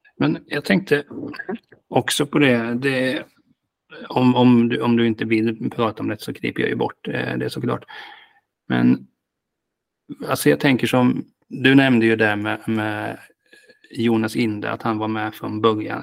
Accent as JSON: {"language": "Swedish", "town": "Hultsfred", "region": "Kalmar County", "country": "Sweden", "said": "Jag kommer från Hultsfred"}